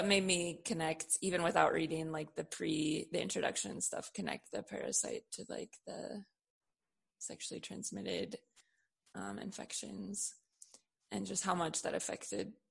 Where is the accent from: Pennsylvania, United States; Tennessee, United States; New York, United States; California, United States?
California, United States; San Francisco; I was born in San Francisco in the late 80s